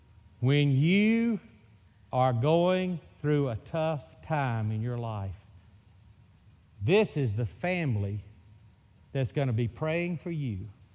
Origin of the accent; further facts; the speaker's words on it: Mississippi, United States; accent: Mississippi; I'm from Mississippi. You're going to get so used to this Mississippi accent that you're going to say, man, that is a hillbilly from Mississippi.